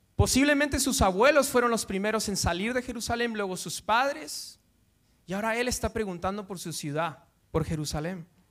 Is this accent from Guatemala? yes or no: yes; Guatemala; now in Madrid, Spain; yo soy de Guatemala